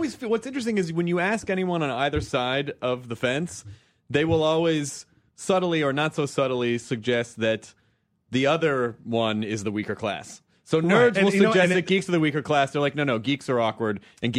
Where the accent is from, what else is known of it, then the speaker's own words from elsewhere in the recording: Tennessee, United States; moved away; Where I grew up in Tennessee